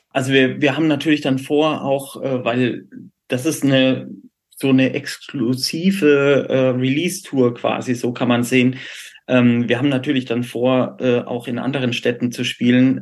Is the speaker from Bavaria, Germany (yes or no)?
yes; Würzburg, Bavaria, Germany; moved away; als gebürtiger Würzburger